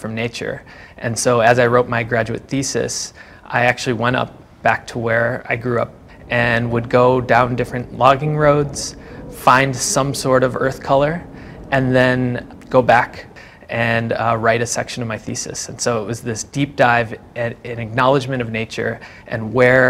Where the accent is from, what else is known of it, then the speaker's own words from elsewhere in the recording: Green Bay, Wisconsin, United States; also born or lived in Forest County, Wisconsin; now in Milwaukee, United States; I grew up in Green Bay